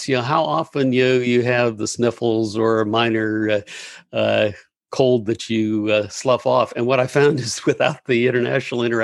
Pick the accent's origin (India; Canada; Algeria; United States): United States; Gainesville, Florida; also born or lived in Pittsburgh, Pennsylvania; I grew up in Gainesville